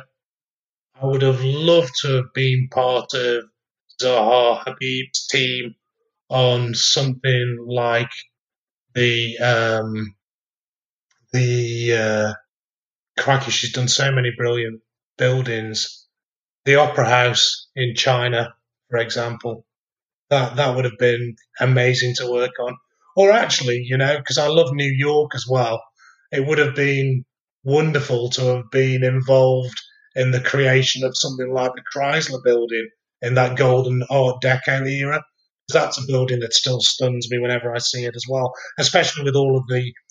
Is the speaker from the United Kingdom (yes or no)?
yes; Stoke-on-Trent, West Midlands, United Kingdom; where I grew up in Stoke-on-Trent